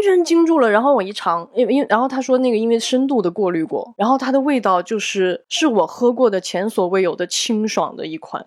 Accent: Guizhou, China; now in Beijing, China; 我作为一个贵州人也不能理解，因为这种东西在我们那儿就是你不好吃，你就应该倒闭

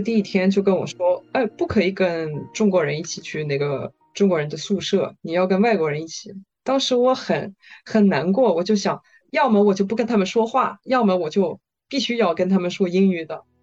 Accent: western France, France; Chinese is a second language; moved away as an adult; now in Shanghai, China; 我家乡是在法国西部

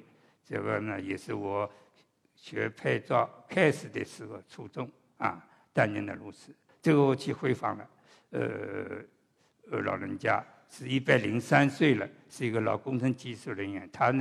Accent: Shanghai, China; also born or lived in Suzhou; 我是半个上海人，半个苏州话。我在上海，别人知道我是苏州人；我在苏州，别人就叫我是上海人。

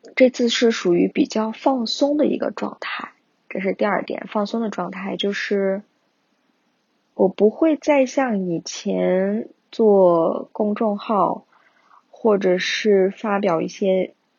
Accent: Kashgar, Xinjiang, China; now in Beijing, China; 我家乡喀什那边的生活

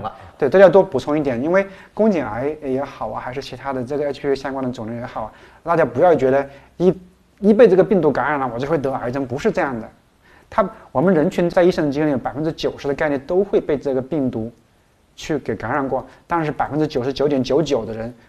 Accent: China; 我们中国

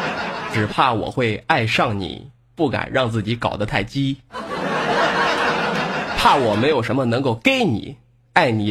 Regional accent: northern China, China; 我他妈北方人一个，本来普通话说的应该是相当的不错

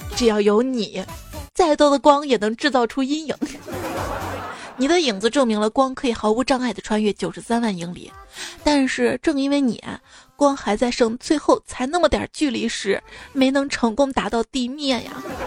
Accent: Xi'an, Shaanxi, China; also born or lived in Chengdu; 我们西安这边的肉夹馍里面是不加青椒的

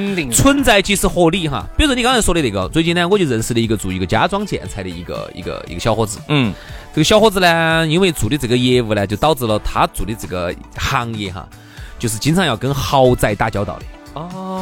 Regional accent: Chengdu, Sichuan, China; 我们成都人的收，收，收入

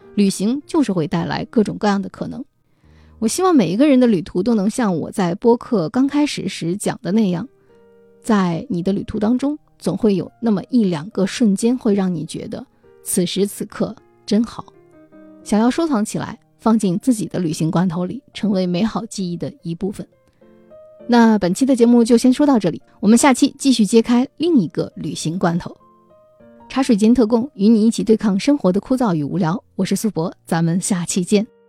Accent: China; 我是一个中国人

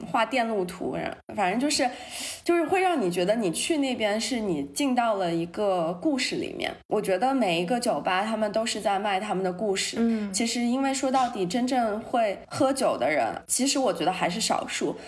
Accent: Shanghai, China; moved away as an adult; now in New York, United States; 我们这种在上海长大的孩子

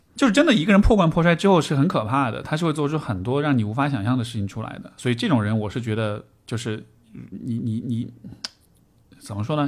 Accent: Chengdu, Sichuan, China; 尤其作为成都人

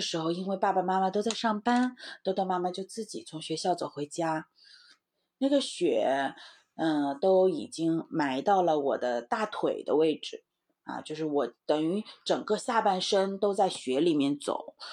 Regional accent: Heilongjiang, China; moved away; 我是在黑龙江长大的

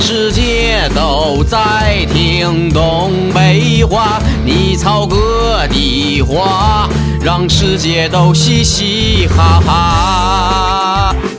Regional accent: Northeast China, China; accent: Northeastern Mandarin; 作为东北人

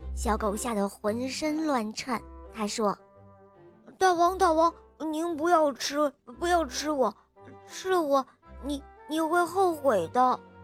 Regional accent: Shanghai, China; 今年六岁了，我来自上海。

